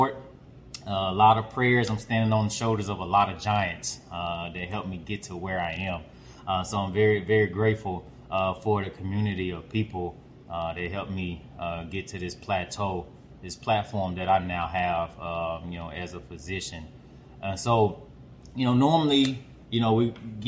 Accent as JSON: {"language": "English", "town": "Pine Bluff", "region": "Arkansas", "country": "United States", "tie": "born or raised there", "accent": "twang", "said": "I'm a very, very proud native of Arkansas. You know, representing the southern part of the USA. But I'm a represent a very special part of Arkansas, from Pine Bluff."}